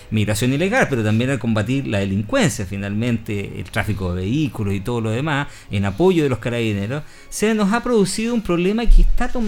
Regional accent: Patagonia, Argentina; born there; no lo voy a saber yo que nací en la Patagonia.

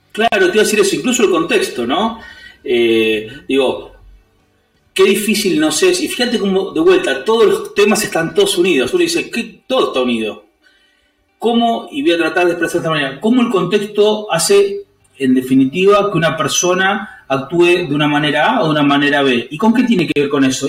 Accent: San Martín, Buenos Aires Province, Argentina; me crié en un barrio, me crié en San Martín con los códigos y las leyes de los barrios

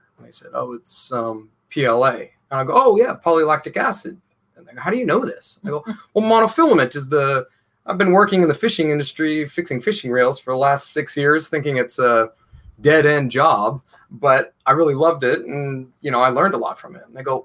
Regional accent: Portland, Oregon, United States; moved away as an adult; now in London, United Kingdom; I'm from Portland, Oregon, on the West Coast.

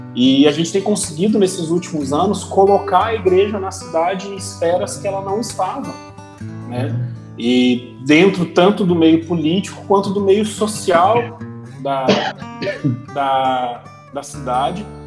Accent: Gaúcho, Rio Grande do Sul, Brazil; eu que sou gaúcho

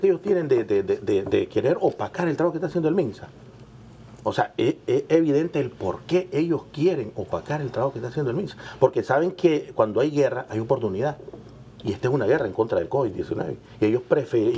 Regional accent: Nicaragua; nosotros como, como nicaragüenses

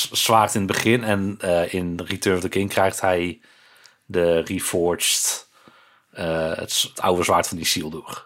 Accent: Breda, North Brabant, Netherlands; ik ben opgegroeid in Breda, natuurlijk een, een grotere stad

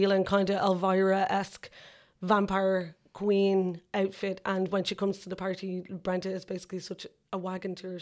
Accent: Ireland; growing up in Ireland

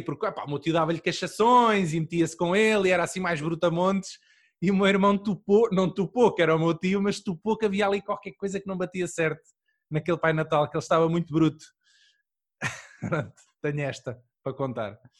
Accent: Aveiro district, Centro, Portugal; eu sou do, distrito de Aveiro

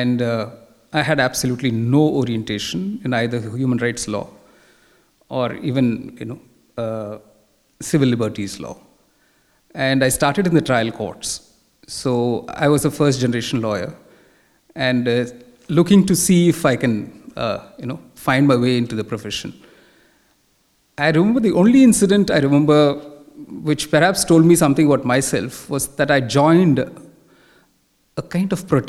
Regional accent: Chennai, Tamil Nadu, India; moved away as an adult; now in Delhi, India; I moved from Chennai to Delhi in 1987, that is 32 years ago.

